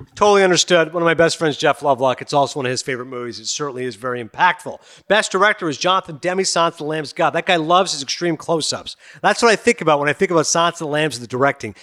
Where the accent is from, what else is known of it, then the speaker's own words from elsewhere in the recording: Kingston, Ontario, Canada; also born or lived in Toronto; I'm Canadian, born in Toronto and I grew up in Eastern Ontario and Kingston